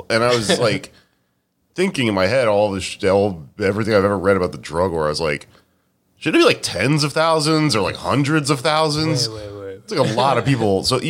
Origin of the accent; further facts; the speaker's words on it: Texas, United States; I'm from Texas.